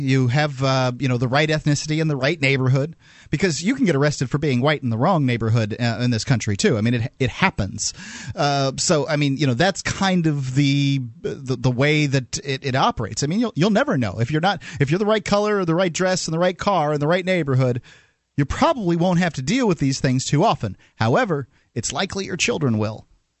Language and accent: English; Brooklyn, New York, United States; accent: Brooklyn; I usually use my my Brooklyn accent or whatever this is when I'm talking about mafia people.